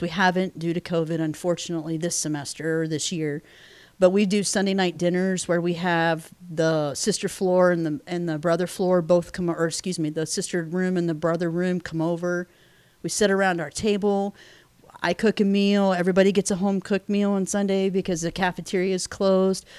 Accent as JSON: {"language": "English", "region": "Pennsylvania", "country": "United States", "tie": "born or raised there", "moved": "as an adult", "said": "I was born and raised in Pennsylvania, hence the Steelers fan"}